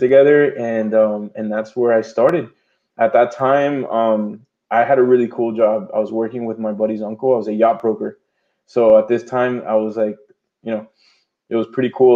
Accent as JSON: {"language": "English", "town": "Miami", "region": "Florida", "country": "United States", "tie": "born or raised there", "said": "I was born here in Miami, Florida, year 1987."}